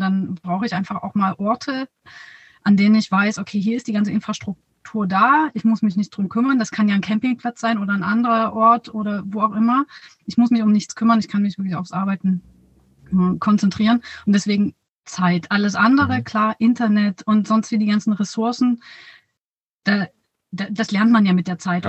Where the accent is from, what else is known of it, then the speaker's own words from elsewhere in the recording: near Dresden, Saxony, Germany; in der Nähe von Dresden, da wo ich herkomme